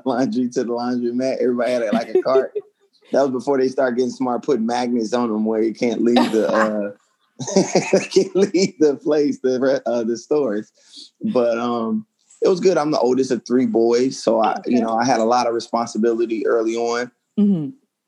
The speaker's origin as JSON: {"language": "English", "town": "Chicago", "region": "Illinois", "country": "United States", "tie": "born or raised there", "moved": "as an adult", "lives_now": "Los Angeles, United States", "said": "where I'm from, but I live in LA. But yes, my hometown for sure is Chicago"}